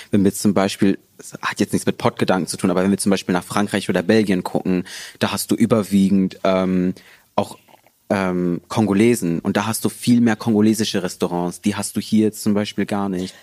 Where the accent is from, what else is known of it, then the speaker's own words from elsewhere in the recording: Herne, North Rhine-Westphalia, Germany; Herne ist halt eben meine Heimat